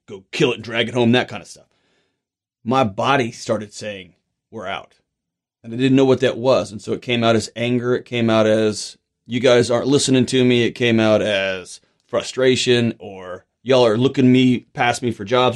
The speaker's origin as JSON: {"language": "English", "town": "Houston", "region": "Texas", "country": "United States", "tie": "born or raised there", "said": "I was born and raised in Houston"}